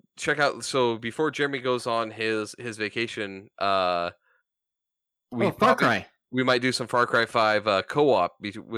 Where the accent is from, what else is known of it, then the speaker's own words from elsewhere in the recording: Montana, United States; I grew up in Montana